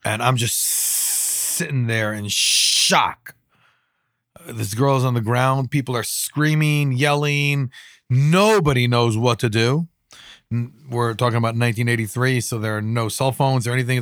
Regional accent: Jerusalem, Jerusalem District, Israel; growing up in Israel

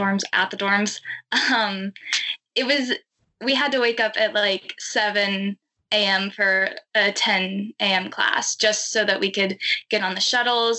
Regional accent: White Oak, Texas, United States; also born or lived in Ridgewood, Queens, New York; now in New York, United States; But I'm originally from a very small town in Texas called White Oak.

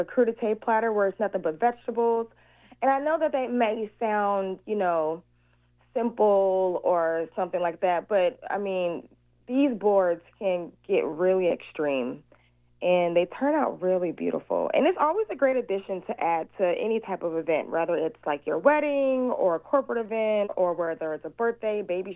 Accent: Seattle, Washington, United States; also born or lived in Chicago, Illinois; That's where I was originally born. Even though I'm a Seattle native and I moved down here when I was like 6 months old, I was born in Chicago.

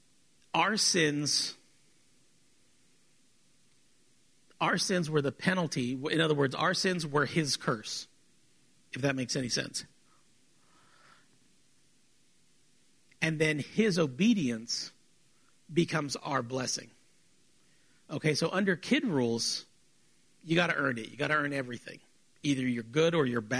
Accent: South Texas, United States; we're South Texan

